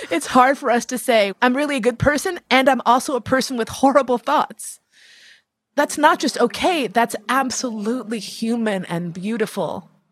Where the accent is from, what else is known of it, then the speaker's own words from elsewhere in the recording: United States; my blackness as an American person